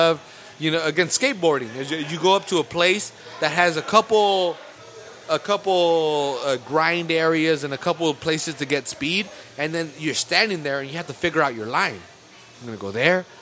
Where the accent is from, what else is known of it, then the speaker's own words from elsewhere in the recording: California, United States; I'm from California